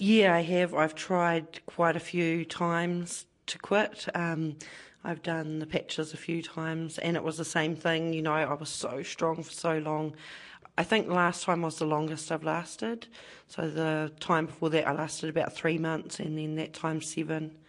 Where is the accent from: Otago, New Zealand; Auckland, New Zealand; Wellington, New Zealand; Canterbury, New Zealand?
Wellington, New Zealand; Porirua; I'm born and bred in Porirua